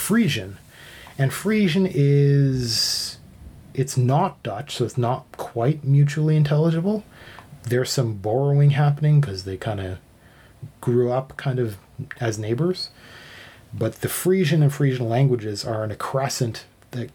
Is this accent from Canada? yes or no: yes; Canada; I was raised Canadian. So I'm Canadian